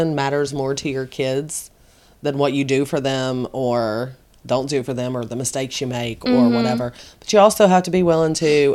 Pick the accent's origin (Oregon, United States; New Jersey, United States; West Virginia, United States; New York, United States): West Virginia, United States; Southern; we're from Southern West Virginia